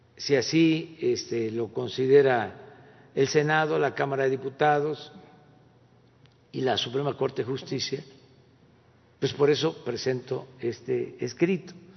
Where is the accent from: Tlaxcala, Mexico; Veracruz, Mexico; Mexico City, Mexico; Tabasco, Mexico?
Tabasco, Mexico; Tepetitán; desde mi pueblo, desde Tepetitán